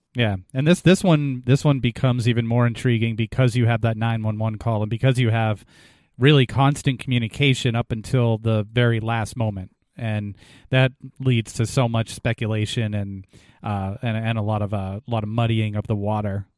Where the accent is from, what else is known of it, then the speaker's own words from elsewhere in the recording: New England, United States; we're from New England